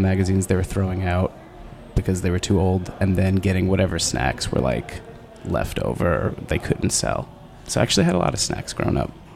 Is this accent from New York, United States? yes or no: yes; Long Island, New York, United States; very Sicilian family, and I grew up in Long Island. So like, I don't know, 40 minutes outside of the city on the South Shore